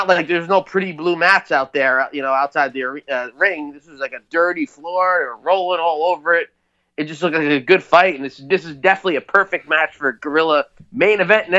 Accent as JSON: {"language": "English", "country": "United States", "said": "I don't speak like that. I'm from New York, New Jersey."}